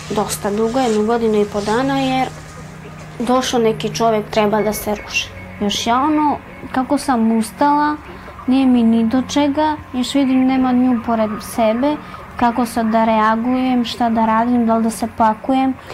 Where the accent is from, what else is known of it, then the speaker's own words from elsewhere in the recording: Lebane, Southern and Eastern Serbia, Serbia; moved away; ja sam iz Leskovca, okolina Leskovca Lebane. Živela sam tamo sa roditeljima